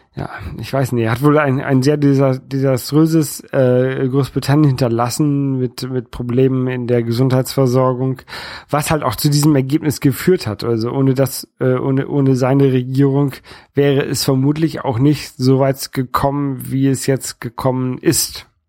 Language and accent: German; Northern Germany, Germany; accent: northern German; also born or lived in Hamburg; now in France; Ich bin Europäer aus Norddeutschland und ich wohne in Frankreich und ähm, dieses, dieses Norddeutsche, das, das prägt mich natürlich so ein bisschen. Einmal einfach durch, durch meinen äh, durch meinen deutschen Akzent so ein bisschen, dass ich so, so, so ein bisschen norddeutschen Akzent habe